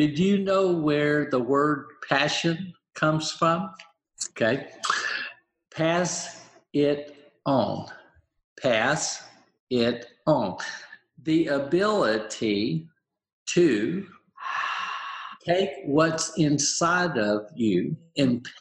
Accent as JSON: {"language": "English", "region": "the South", "country": "United States", "tie": "born or raised there", "said": "I grew up in the South"}